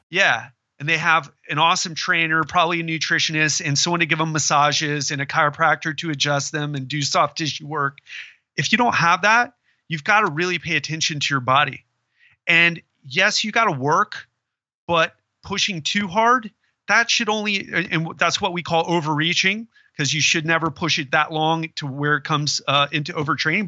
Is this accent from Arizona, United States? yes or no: no; Florida, United States; I'm from Florida